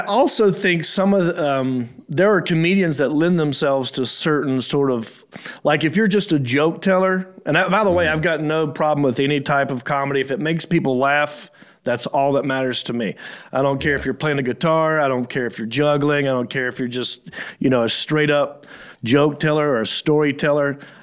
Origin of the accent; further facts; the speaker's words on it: Hickory, North Carolina, United States; also born or lived in Raleigh, North Carolina / Los Angeles, California; I grew up in Hickory, North Carolina, which is like three hours from Raleigh.